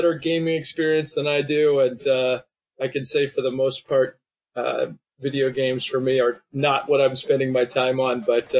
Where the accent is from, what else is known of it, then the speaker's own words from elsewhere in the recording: Boston, Massachusetts, United States; now in Southern California, United States; I grew up in New England and Boston, or just outside